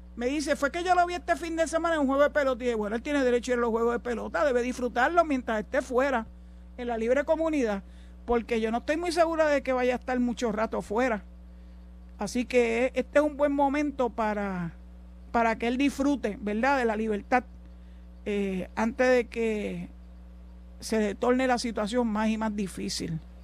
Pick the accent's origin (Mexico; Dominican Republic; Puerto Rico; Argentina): Puerto Rico; also born or lived in Maryland, United States; somos nosotros los boricuas